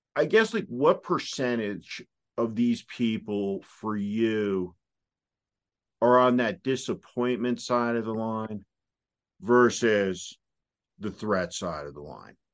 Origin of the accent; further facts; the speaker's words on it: New Jersey, United States; I'm from New Jersey.